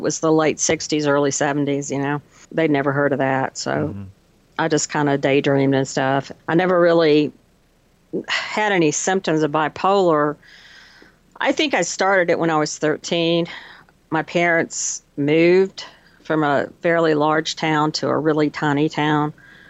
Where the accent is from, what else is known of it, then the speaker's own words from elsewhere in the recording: Plano, Texas, United States; Plano, north of Dallas.